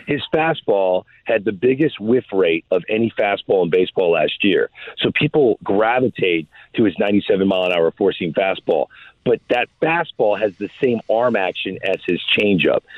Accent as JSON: {"language": "English", "town": "St. Louis", "region": "Missouri", "country": "United States", "said": "I am from St. Louis"}